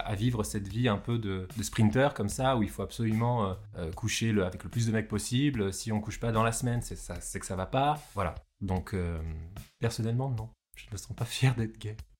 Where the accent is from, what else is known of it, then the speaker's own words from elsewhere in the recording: Réunion; Je suis réunionnais, métis indien, blanc.